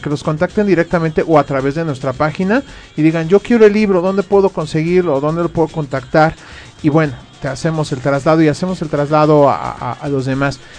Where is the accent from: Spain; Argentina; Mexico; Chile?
Mexico; nosotros como mexicanos